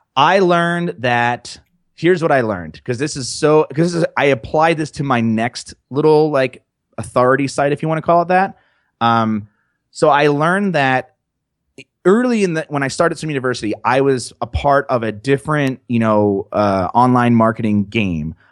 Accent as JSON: {"language": "English", "region": "New Jersey", "country": "United States", "said": "I'm just from New Jersey"}